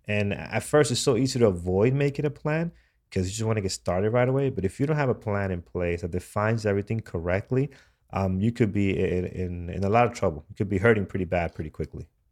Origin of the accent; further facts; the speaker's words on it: New York City, New York, United States; here, uh, in my, my hometown